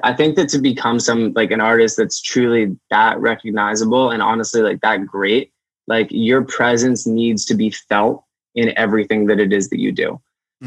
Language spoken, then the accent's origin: English; Amherst, Massachusetts, United States; I grew up in Amherst, Massachusetts, small little college town